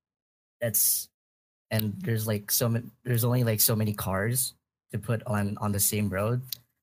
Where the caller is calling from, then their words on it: Oahu, Hawaii, United States; I'm calling from Hawaii.